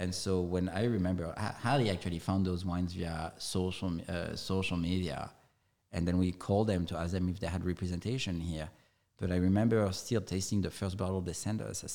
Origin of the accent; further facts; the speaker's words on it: south of France, France; now in California, United States; this area, which happens to be where I'm from, really, just 20 minutes away from my hometown